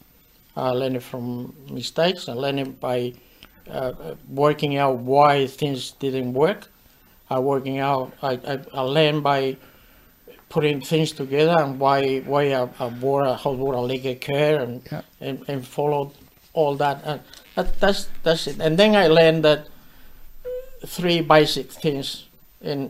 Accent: Torrelavega, Cantabria, Spain; English is a second language; moved away as an adult; now in Australia; I was from Torrelavega

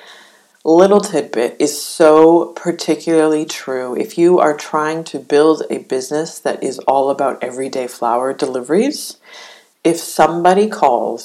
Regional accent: Canada; as a Canadian

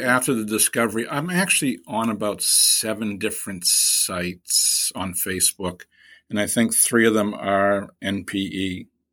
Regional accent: Boston, Massachusetts, United States; accent: East Coast; I'm from Boston, from Boston's Hyde Park section

